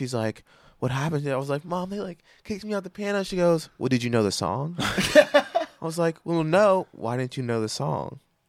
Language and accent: English; Pittsburgh, Pennsylvania, United States